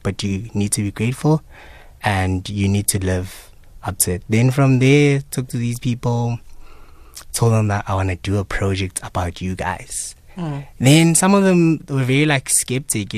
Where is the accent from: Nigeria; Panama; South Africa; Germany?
South Africa; As South African people, you know, citizens